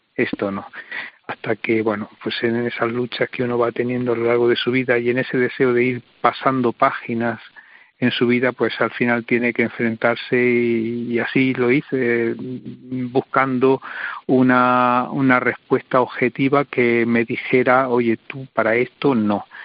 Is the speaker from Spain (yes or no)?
yes; Diocese of Cartagena, Region of Murcia, Spain; moved away as an adult; en mi diócesis materna, eh, lo que he podido aprender junto a mi obispo diocesano y junto a mis hermanos sacerdotes y a toda la iglesia